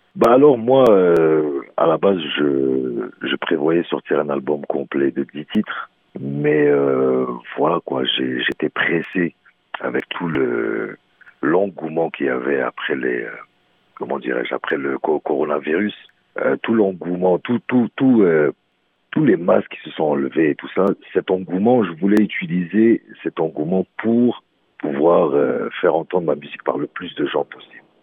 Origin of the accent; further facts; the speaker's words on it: Montreal, Quebec, Canada; also born or lived in Morocco; je suis un vrai Montréalais.